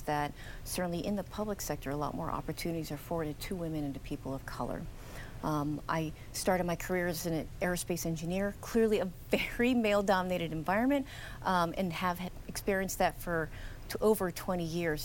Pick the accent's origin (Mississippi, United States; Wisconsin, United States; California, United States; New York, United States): California, United States; Los Angeles; I am originally from the Los Angeles area